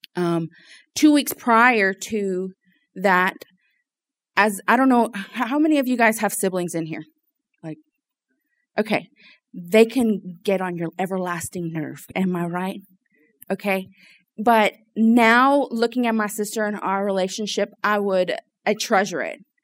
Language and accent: English; Lafayette, Louisiana, United States; so I was born and raised here in Louisiana, um, in Lafayette.